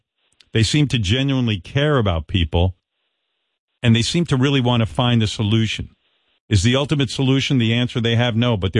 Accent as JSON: {"language": "English", "country": "United States", "said": "I'm an American."}